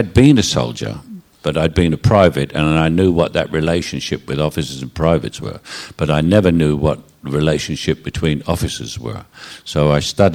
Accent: London, United Kingdom; accent: Cockney; I'm a Cockney gang member from bloody Elephant and Castle

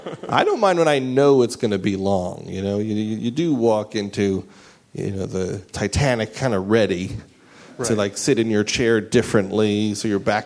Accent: New York, United States; accent: New York; That was me before I lost my New York accent, which I didn't lose on purpose, but... It did go away

